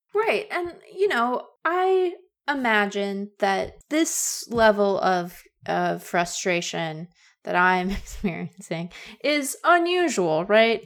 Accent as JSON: {"language": "English", "town": "Seattle", "region": "Washington", "country": "United States", "tie": "born or raised there", "said": "growing up in Seattle, I had the idea that we were sort of accentless as a people"}